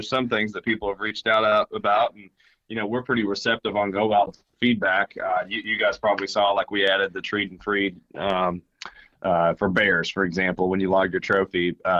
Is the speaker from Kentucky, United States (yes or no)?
yes; Kentucky, United States; I was born in Harlan County, grew up in Appalachia, and love Appalachia. Still going back. I got family there.